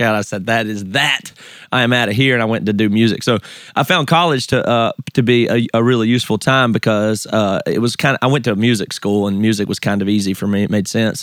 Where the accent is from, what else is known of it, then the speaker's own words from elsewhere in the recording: the South, United States; accent: Southern; moved away as an adult; now in Seattle, United States; I grew up in the South.